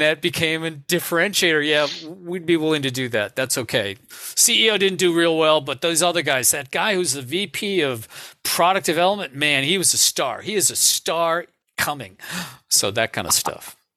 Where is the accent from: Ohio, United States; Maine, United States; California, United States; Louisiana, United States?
Ohio, United States; Cleveland; I'm from the Midwest. I grew up in Cleveland, Ohio.